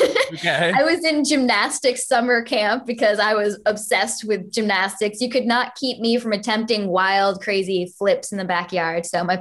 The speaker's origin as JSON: {"language": "English", "region": "Connecticut", "country": "United States", "tie": "born or raised there", "lives_now": "Los Angeles, United States", "said": "Connecticut was actually really good. I think when I lived in Connecticut, I actually played more live shows than I ever did anywhere else."}